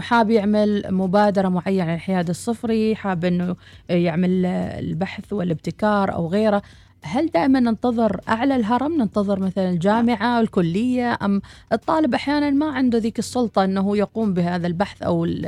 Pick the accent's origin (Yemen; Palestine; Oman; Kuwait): Oman; بالنسبة لنا كعمانيين